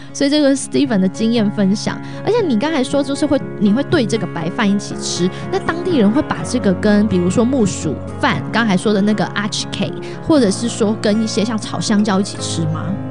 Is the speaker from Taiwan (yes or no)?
yes; Taiwan; moved away as an adult; now in Los Angeles, United States; 像我是台湾人啊，我们到了这个中秋节烤肉